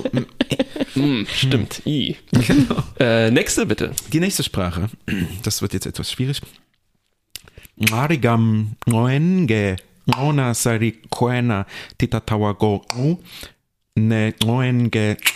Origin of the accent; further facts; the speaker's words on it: Leipzig, Saxony, Germany; accent: Saxon; also ich komme ja aus Leipzig, äh, manchmal spreche ich Sächsisch.